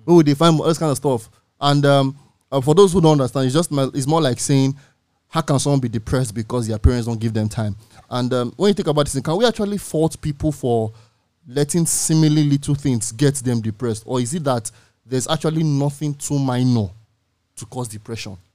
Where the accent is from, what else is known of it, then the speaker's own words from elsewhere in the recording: Nigeria; individually as Nigerians